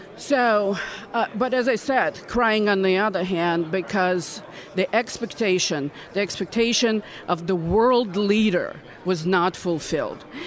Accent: Odesa, Odesa Oblast, Ukraine; moved away as an adult; now in Indiana, United States; I was born in Odessa, which at the time was the largest port on the Black Sea. Uh, I grew up there in a very harsh Soviet environment

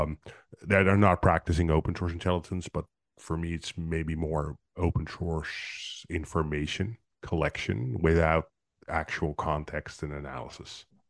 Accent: Netherlands; I'm from Netherlands

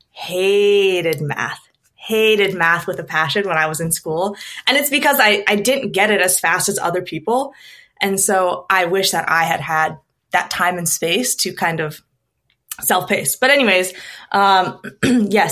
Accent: Minnesota, United States; also born or lived in Stockholm; I moved back to Minnesota, which is my home state

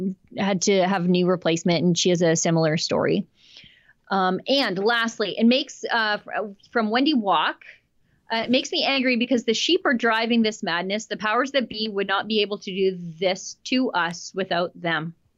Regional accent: Canada; as a Canadian

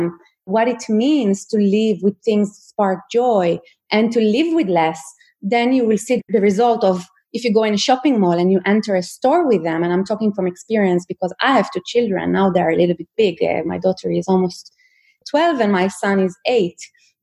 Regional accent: Israel; now in Sweden; I'm from Israel

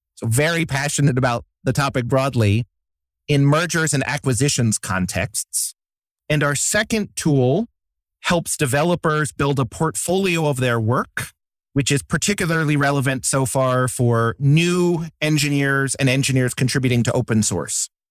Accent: Poughkeepsie, New York, United States; now in Baltimore, United States; I grew up in Poughkeepsie, New York, a small town north of New York City

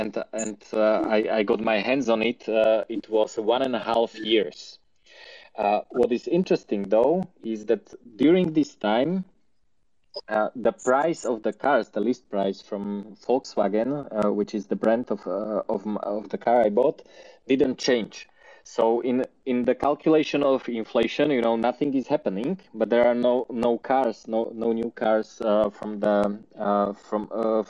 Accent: Slovakia; I'm from Slovakia

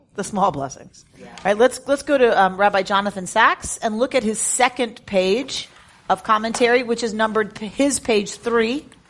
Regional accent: United States; as an American

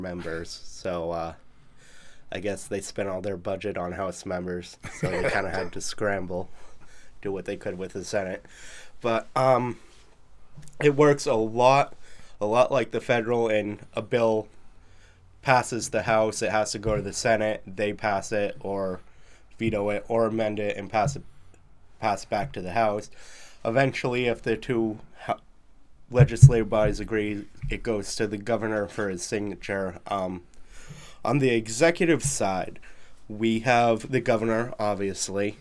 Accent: Goffstown, New Hampshire, United States; I grew up in Goffstown

